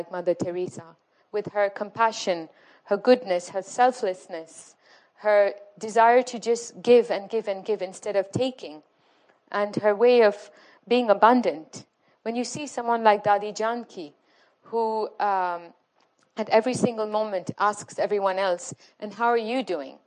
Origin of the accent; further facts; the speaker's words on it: Morocco; moved away; I'm originally from Morocco